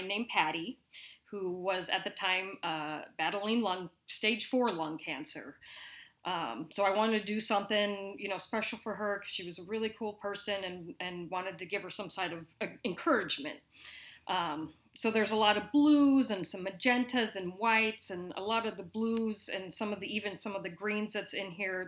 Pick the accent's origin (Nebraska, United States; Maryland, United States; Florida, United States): Nebraska, United States; Lincoln; also born or lived in Seattle / Las Vegas; I am a Lincoln native. Grew up here, went to school here